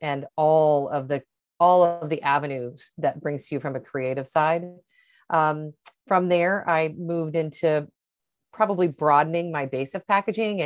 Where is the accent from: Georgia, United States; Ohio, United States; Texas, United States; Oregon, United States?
Oregon, United States; Portland; also born or lived in Seattle; now in Miami, United States; I grew up in Portland, Oregon.